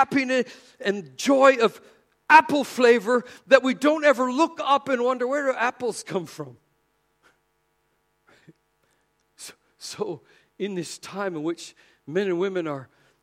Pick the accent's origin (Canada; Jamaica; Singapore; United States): Canada; moved away; coming from Canada, we're not really supposed to even say Merry Christmas because we're Canadian